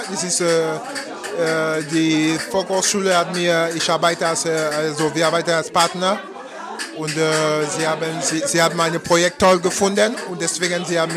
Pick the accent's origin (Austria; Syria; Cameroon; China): Cameroon; German is a second language; moved away as an adult; now in Germany; Äh, ich komme aus Kamerun. Ich, bin, äh, ich lebe in Deutschland seit äh, schon zwölf Jahren